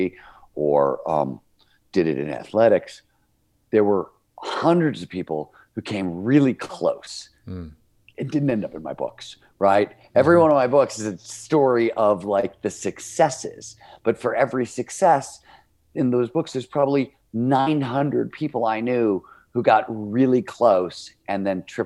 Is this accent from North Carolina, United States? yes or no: no; Cleveland, Ohio, United States; I grew up in Cleveland, Ohio. It was a blue collar steel mill town.